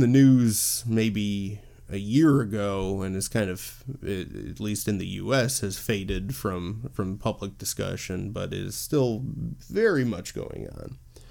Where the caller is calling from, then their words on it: Illinois, United States; I'm recording from the U.S., specifically the Chicagoland area.